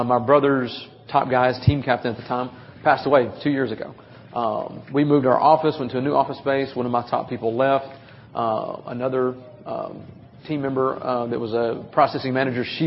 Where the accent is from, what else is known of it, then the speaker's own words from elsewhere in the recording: Nashville, Tennessee, United States; I'm 20 minutes outside of Nashville, so okay. You can so tell in my voice and my accent